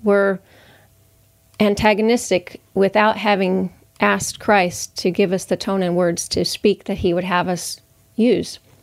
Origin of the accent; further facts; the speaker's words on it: United States; I can only speak as an American